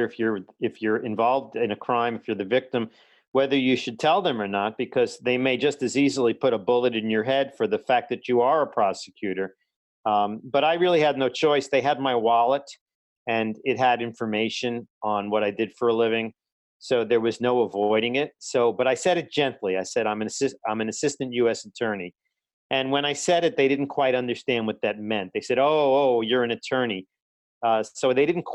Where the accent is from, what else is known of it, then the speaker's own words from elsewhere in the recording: New York City, New York, United States; growing up in Brooklyn